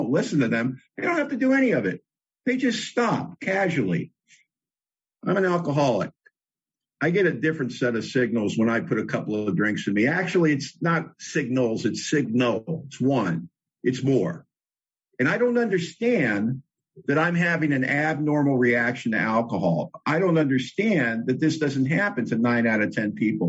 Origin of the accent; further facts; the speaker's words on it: Los Angeles, California, United States; moved away as an adult; now in Bellingham, United States; I was born in L.A., born and raised in Hollywood specifically.